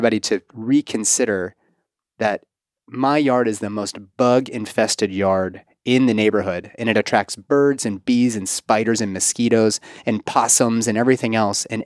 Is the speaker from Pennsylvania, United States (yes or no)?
yes; Pittsburgh, Pennsylvania, United States; now in Kentucky, United States; Pittsburgh, my hometown